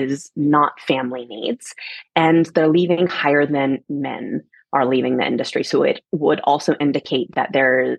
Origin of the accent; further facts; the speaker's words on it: Atlanta, Georgia, United States; moved away as an adult; also born or lived in Germany / San Francisco; I come from Atlanta, Georgia